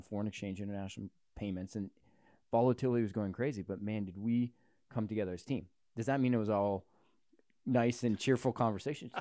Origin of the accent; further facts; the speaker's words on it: Canada; as a Canadian